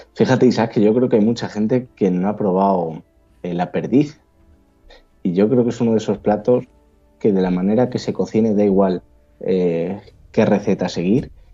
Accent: El Arenal, Castile and León, Spain; Desde mi pueblo, desde el Arenal

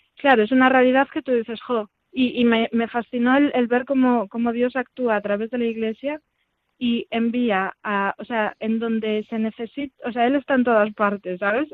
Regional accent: Vigo, Galicia, Spain; moved away as an adult; yo soy de Vigo realmente, nací en Vigo y estuve allí, bueno, hasta la universidad

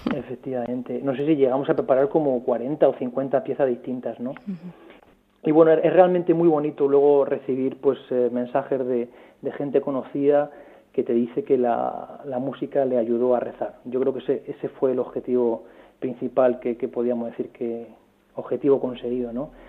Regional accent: Jaén, Andalusia, Spain; moved away as an adult; also born or lived in Madrid; Soy de Jaén

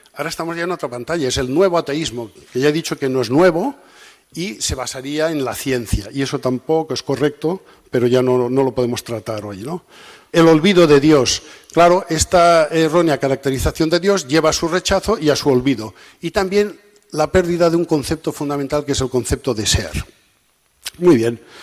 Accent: Catalonia, Spain; soy catalán

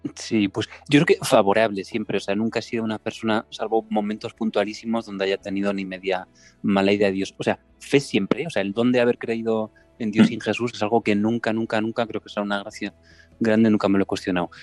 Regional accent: Santiago de Compostela, Galicia, Spain; also born or lived in Madrid; soy de, Santiago de Compostela, estoy viviendo aquí eh, ahora mismo luego he estado un montón de años en Madrid, desde los 19

